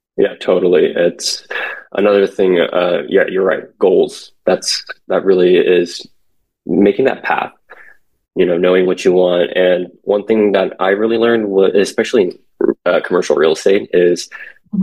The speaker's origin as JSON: {"language": "English", "area": "San Francisco Bay Area", "region": "California", "country": "United States", "tie": "born or raised there", "also_born_or_lived": "South Korea", "lives_now": "Los Angeles, United States", "said": "born in Korea, came to where I was raised in San Francisco Bay Area ever since I was five"}